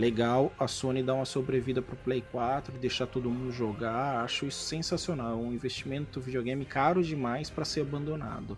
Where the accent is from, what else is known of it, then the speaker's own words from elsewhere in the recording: São Sebastião, Brazil; moved away; São Sebastião de onde eu vim